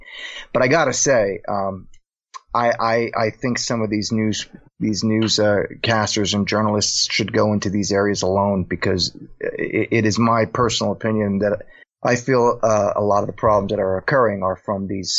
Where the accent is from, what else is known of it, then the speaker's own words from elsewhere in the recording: United States; as an American, an American citizen who loves this country and depends on this country for my livelihood.